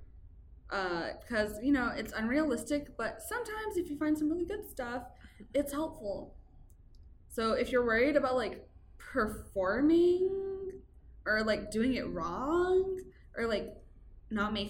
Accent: Texas, United States; I grew up in Texas

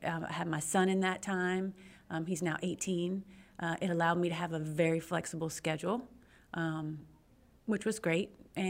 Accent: Pearland, Texas, United States; I'm from Pearland, Texas. Awesome. And I've been here my whole life.

